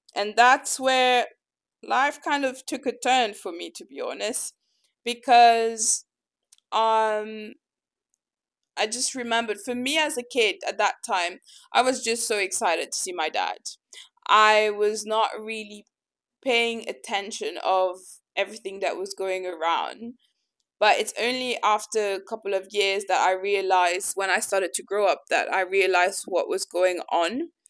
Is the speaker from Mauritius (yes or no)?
yes; Mauritius; also born or lived in Madagascar; I was born in Madagascar and I moved to Mauritius around the age of three